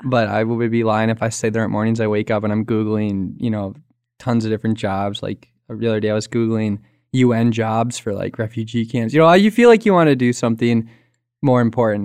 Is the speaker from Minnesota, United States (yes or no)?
yes; Minneapolis, Minnesota, United States; moved away as an adult; also born or lived in Wisconsin; now in Scotland; I'm from Sarah's hometown also, Minnesota, Minneapolis